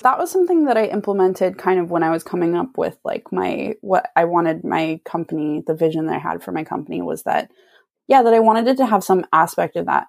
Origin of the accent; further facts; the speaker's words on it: Santa Cruz, California, United States; moved away as an adult; now in Sacramento, United States; I'm from Santa Cruz and I moved a few years ago to Sacramento